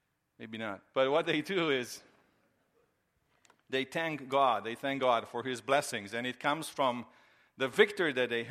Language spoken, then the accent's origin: English; Romania; now in United States; One of the surprises that I had when I came from Romania years ago to the United States was Christmas time, and especially to see the Christmas decorations.